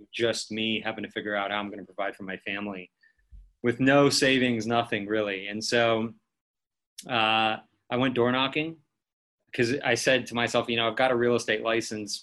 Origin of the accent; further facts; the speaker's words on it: Beverly Hills, California, United States; I grew up in Beverly Hills.